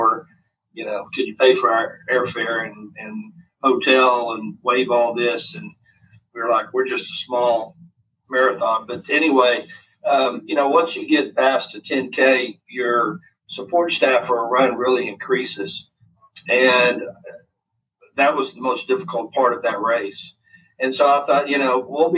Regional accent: United States; being an American

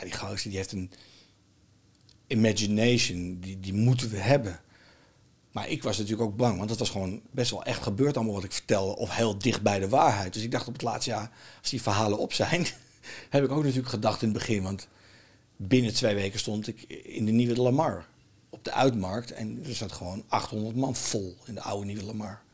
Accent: Netherlands; accent: Dutch; mijn accent was een beetje Nederlands

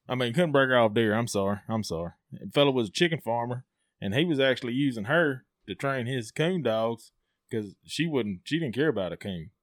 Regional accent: Amory, Mississippi, United States; from Amory, uh, 38 years old.

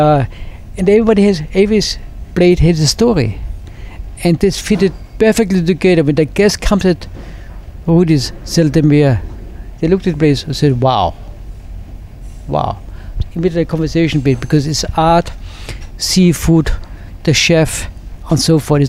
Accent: Austria; moved away as an adult; I grew up in Austria

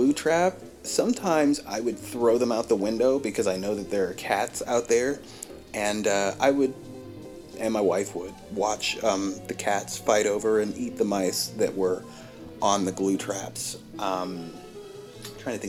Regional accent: Virginia, United States; I grew up in Virginia

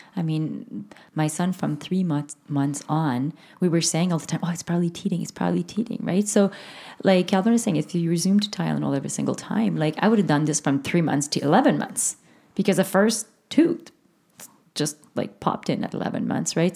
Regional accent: Canada; first language French; English is a second language; it's a French Canadian thing or if it's because English is my second language

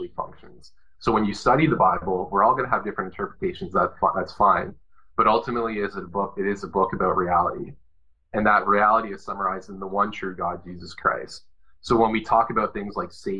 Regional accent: Canada; for me as a Canadian

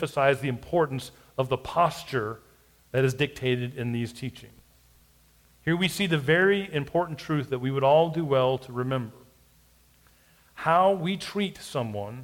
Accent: United States; we as American Christians

